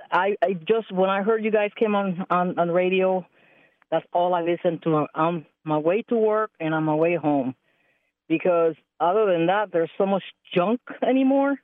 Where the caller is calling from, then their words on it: Allen, Texas, United States; I'm calling from Allen, Texas, right outside of, uh, Dallas.